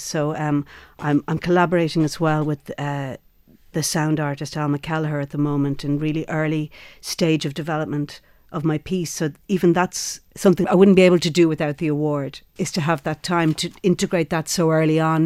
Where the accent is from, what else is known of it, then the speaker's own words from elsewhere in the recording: Ireland; where we come from as Irish women